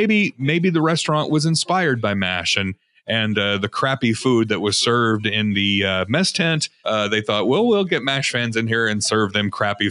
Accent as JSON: {"language": "English", "town": "Chicago", "region": "Illinois", "country": "United States", "said": "Also, my then baby son was named Adam, and I'm from Chicago."}